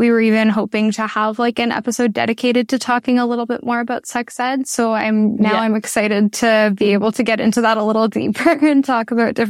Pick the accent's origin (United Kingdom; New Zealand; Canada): Canada; Ottawa, Ontario; I grew up in Ottawa